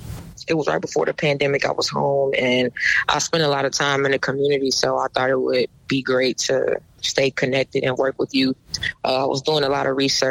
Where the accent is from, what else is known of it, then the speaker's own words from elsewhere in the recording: Chicago, Illinois, United States; Growing up on the South Side, I grew up playing against all boys